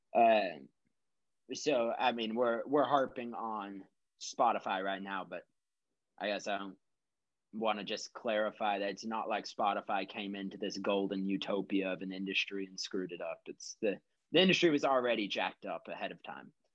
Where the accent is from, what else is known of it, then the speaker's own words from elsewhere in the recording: Texas, United States; moved away as an adult; also born or lived in Minnesota; this was all down in Texas. And then I moved from Texas to Minnesota to come up to college